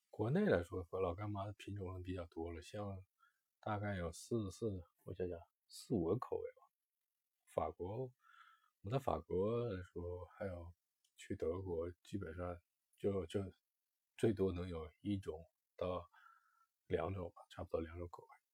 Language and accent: Chinese; northern China, China; 我是北方人，我其实很少在成长过程中很少吃辣